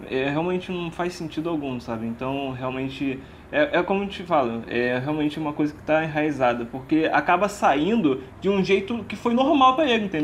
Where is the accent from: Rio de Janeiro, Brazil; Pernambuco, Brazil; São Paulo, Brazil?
Rio de Janeiro, Brazil; Eu, sim, eu sou do Rio, eu não, não vim